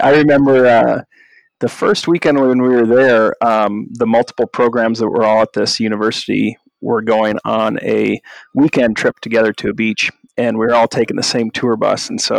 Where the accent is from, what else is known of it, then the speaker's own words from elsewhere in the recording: Minnesota, United States; also born or lived in Montana; now in Sheridan, United States; I'm actually from Minnesota.